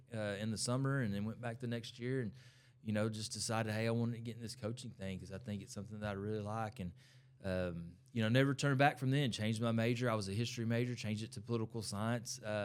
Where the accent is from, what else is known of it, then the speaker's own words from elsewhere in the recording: Ennis, Texas, United States; I'm from Ennis